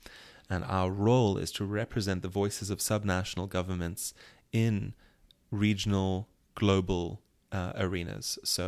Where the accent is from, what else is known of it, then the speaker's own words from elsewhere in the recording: South Africa; as a South African, there's a whole set of fraught identities and activities that you have to take on as a resident or a citizen.